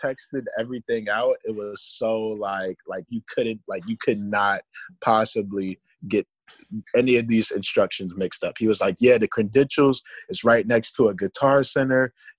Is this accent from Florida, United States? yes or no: yes; Tampa, Florida, United States; I'm from Tampa, so, you know, NASCAR out here is like, NASCAR in Florida is, you know, like a big deal, bro.